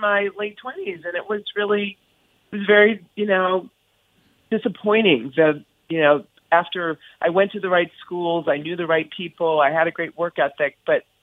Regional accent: East Coast, United States; moved away as an adult; now in California, United States; I was from the East Coast

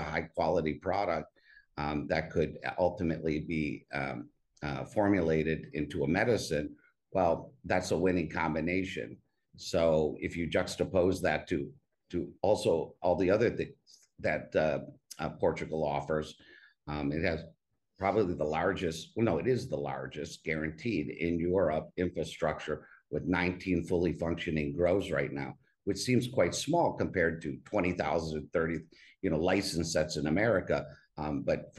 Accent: Cleveland, Ohio, United States; moved away as an adult; also born or lived in Boston / New York City; now in Monte Carlo, Monaco; I was raised in Cleveland, Ohio

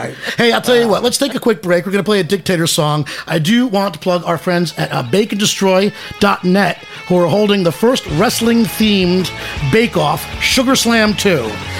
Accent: United States; also born or lived in New Jersey / Manhattan, New York City; I'm a touch of New Jersey and Manhattan, New York City.

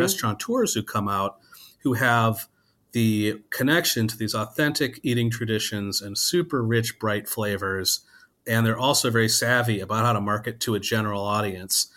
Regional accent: Wisconsin, United States; I grew up in Wisconsin

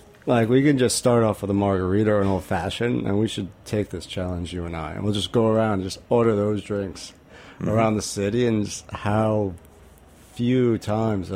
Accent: Rhode Island, United States; I grew up in Rhode Island and I had this crazy, like amazing garden my father and mother built.

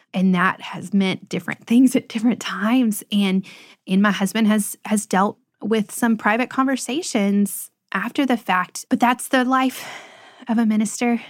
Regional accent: Lebanon, Tennessee, United States; where we live now, Lebanon, is actually my hometown. And it's my parents' hometown.

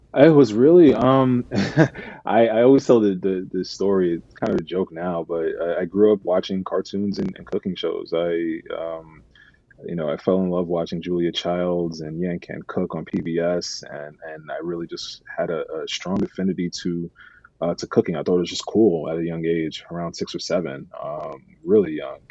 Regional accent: New York City, New York, United States; I grew up in New York City

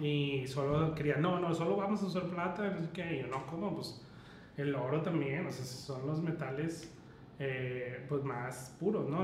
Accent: Mexico; solo vernos como mexicanos

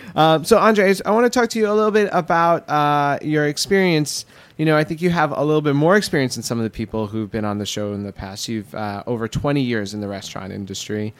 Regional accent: New York, United States; growing up in Queens

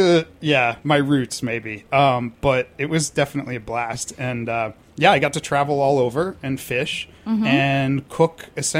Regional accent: Boston, Massachusetts, United States; now in New York City, United States; Originally born and raised in Boston. I moved to New York

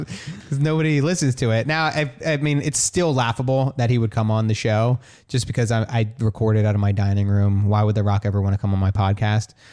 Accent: New Jersey, United States; in Jersey where I grew up, like, in a small town

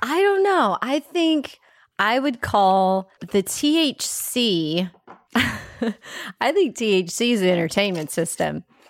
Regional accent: Texas, United States; I'm from Texas

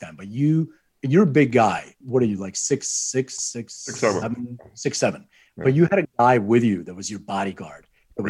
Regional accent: Philadelphia, Pennsylvania, United States; moved away as an adult; also born or lived in Lithuania; now in Los Angeles, United States; I immigrated when I was 6 years old, and I lived in Philadelphia most of my life

